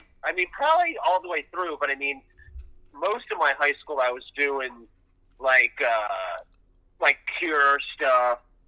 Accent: Yardley, Pennsylvania, United States; also born or lived in Philadelphia, Pennsylvania; Outside of Philadelphia, in Bucks County. So for me, in a place called Yardley, Pennsylvania.

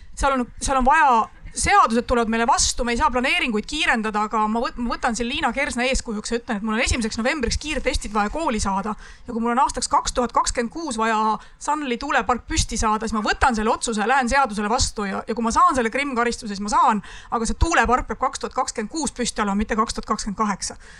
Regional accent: Lüganuse Parish, Ida-Viru County, Estonia; Lüganuse valda, mis on minu koduvald

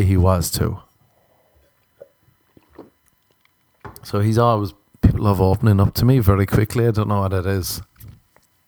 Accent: Ireland; I'm Irish.

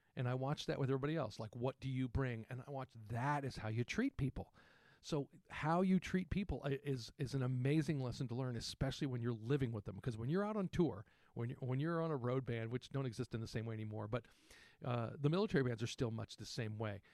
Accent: San Antonio, Texas, United States; I grew up in Texas

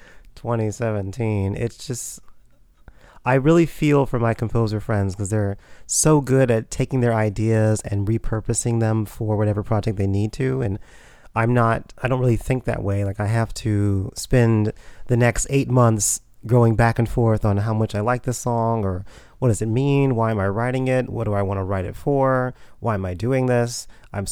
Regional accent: Houston, Texas, United States; moved away as an adult; also born or lived in Ohio; now in New York City, United States; I was born and raised in Houston, Texas

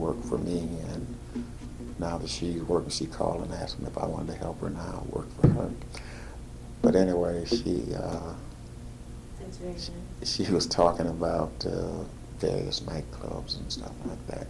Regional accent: St. Louis, Missouri, United States; When I was born, we lived on Compton. No, we didn't. We lived on Morgan Street, which is now Del Mar. And we moved from there to Compton.

